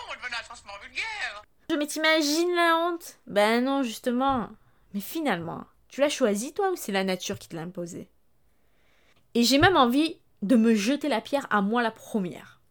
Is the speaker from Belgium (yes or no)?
no; France